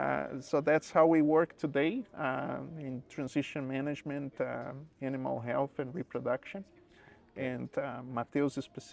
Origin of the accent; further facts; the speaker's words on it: Brazil; moved away as an adult; also born or lived in Florida, United States; now in Guelph, Canada; I'm originally from Brazil. I did vet school in Brazil, and then I moved to University of Florida to do a Master of Science and PhD